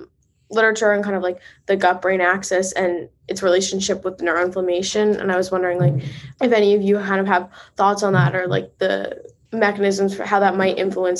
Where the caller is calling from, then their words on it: Boston, Massachusetts, United States; I'm calling in from Boston